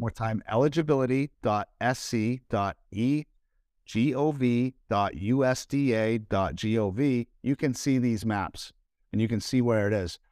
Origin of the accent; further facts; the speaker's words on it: Northeast, central Massachusetts, United States; moved away; I'm from the Northeast, as many of you guys know that are watching here, and where I, where I lived, it was in central Massachusetts